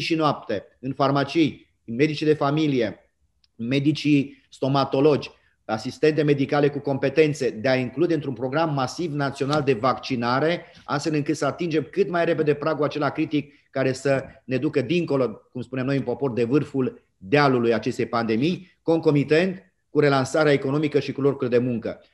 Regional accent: Romania; suntem toți români

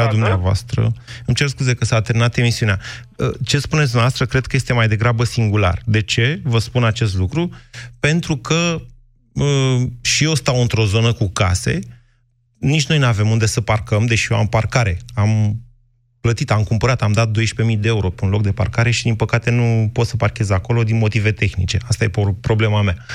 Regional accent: Drobeta-Turnu Severin, Mehedinți County, Romania; eu cam sunt venit de la Severin în jos, pe Dunăre.

